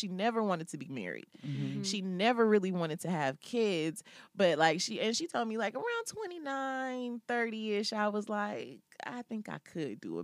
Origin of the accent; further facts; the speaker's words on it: California, United States; I grew up in California because she had moved to California in the early 80s